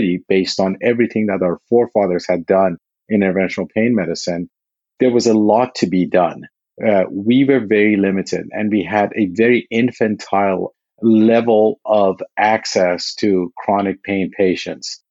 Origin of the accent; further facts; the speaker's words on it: Texas, United States; moved away as an adult; now in Walnut Creek, United States; I grew up in Texas